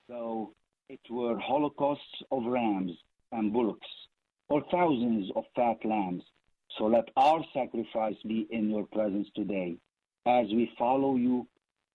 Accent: Lebanon; moved away; I was born in Lebanon

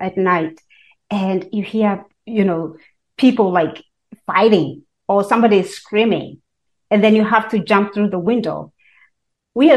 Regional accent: Kenya; now in United States; I was born and raised in Kenya

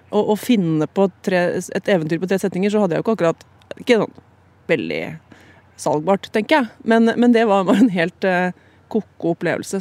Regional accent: Hamar, Innlandet, Norway; jeg er jo fra Hamar

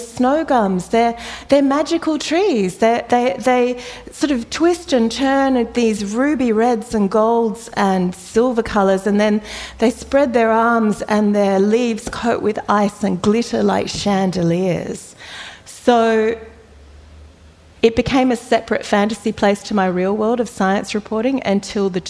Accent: Perth, Western Australia, Australia; moved away as an adult; I grew up in Perth

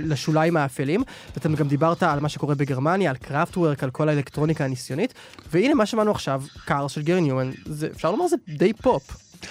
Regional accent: Israel

